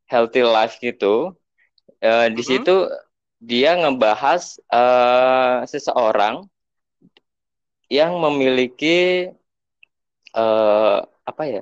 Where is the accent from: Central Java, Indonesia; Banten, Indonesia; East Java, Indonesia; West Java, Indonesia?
East Java, Indonesia; Blitar; temanku yang emang di Jakarta yang emang berasal dari Blitar kan aku dari Blitar nyamperin untuk temennya itu